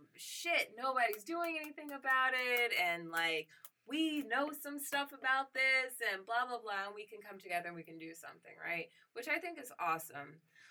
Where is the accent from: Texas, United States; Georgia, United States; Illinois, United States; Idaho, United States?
Illinois, United States; Chicago; I'm from Chicago.